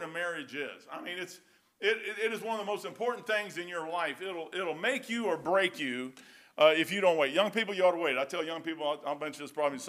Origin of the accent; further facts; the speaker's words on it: Kentucky, United States; I'm dumb hillbilly from Kentucky.